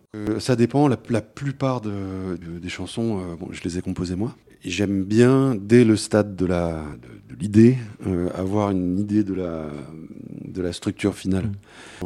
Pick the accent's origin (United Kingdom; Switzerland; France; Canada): United Kingdom; London; moved away; j'ai grandi en Angleterre, donc le, est dans les années, pendant les années 80 et à Londres